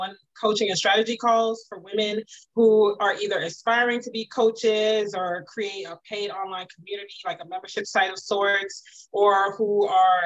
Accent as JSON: {"language": "English", "area": "Prince George's County", "region": "Maryland", "country": "United States", "tie": "born or raised there", "also_born_or_lived": "Washington, D.C. / Virginia / Pennsylvania", "moved": "yes", "lives_now": "Atlanta, United States", "said": "I'm originally from Washington, D.C. I grew up primarily in Prince George's County, even spent many years in Virginia, lived in Pennsylvania, Virginia, before my family moved to Atlanta"}